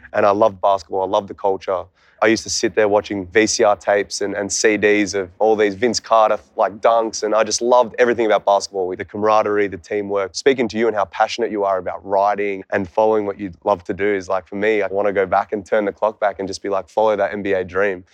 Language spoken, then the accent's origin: English; Canberra, Australian Capital Territory, Australia; I came from Canberra, Australia.